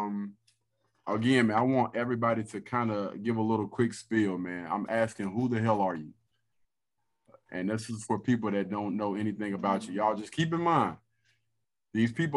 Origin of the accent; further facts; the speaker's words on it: Rock Hill, South Carolina, United States; I am a guy from Rock Hill, South Carolina. Grew up single parent home